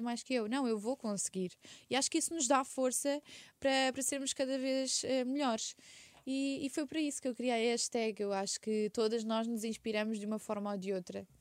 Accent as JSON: {"language": "Portuguese", "region": "Setúbal", "country": "Portugal", "tie": "born or raised there", "also_born_or_lived": "Quinta do Conde / Sesimbra", "said": "na Rábida, que é a minha zona, eu nasci em Setúbal"}